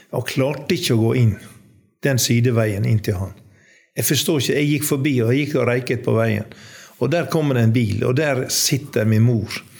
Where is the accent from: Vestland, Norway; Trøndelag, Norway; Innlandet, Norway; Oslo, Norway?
Vestland, Norway; Undesdal, Ytre Sogn, Gulen municipality; moved away; also born or lived in Kristiansund; jeg er oppvokst eh, i en bygd som heter Undesdal i Ytre Sogn, Gulen kommune